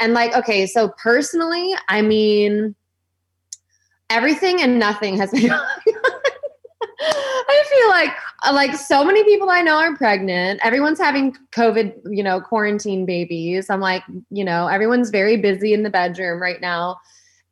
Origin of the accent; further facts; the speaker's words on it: Melbourne, Florida, United States; now in Los Angeles, United States; I am from Melbourne, Florida, the 3-2-1 countdown county.